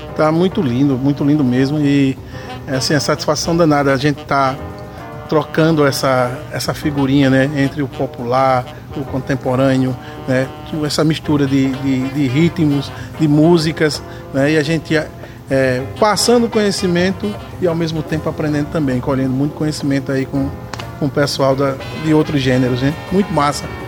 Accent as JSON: {"language": "Portuguese", "town": "Maceió", "region": "Alagoas", "country": "Brazil", "said": "eu sou de Maceió, meu pai foi funcionário"}